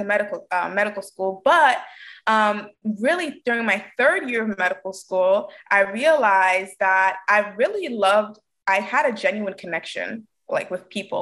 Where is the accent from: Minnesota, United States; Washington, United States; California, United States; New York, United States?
New York, United States; New York City; I'm born and raised in Brooklyn, New York